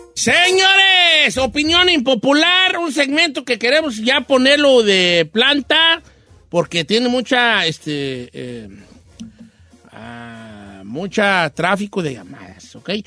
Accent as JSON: {"language": "Spanish", "town": "Zamora", "region": "Michoacán", "country": "Mexico", "said": "yo soy del Valle de Zamora"}